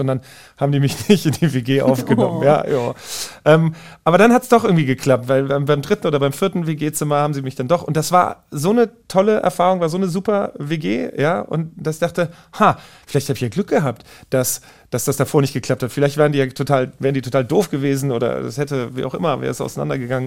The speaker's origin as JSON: {"language": "German", "town": "Wiesbaden", "region": "Hesse", "country": "Germany", "tie": "born or raised there", "moved": "as an adult", "said": "ich bin in Wiesbaden geboren, in äh, Wiesbaden aufgewachsen"}